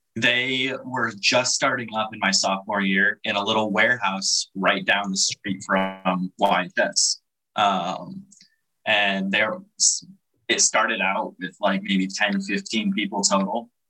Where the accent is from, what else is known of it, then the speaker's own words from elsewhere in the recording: Chicago area, Illinois, United States; moved away as an adult; also born or lived in River Grove, Illinois / Bartlett, Illinois / Montgomery, Illinois / Yorkville, Illinois; now in Hawaii, United States; I was born originally in Chicago.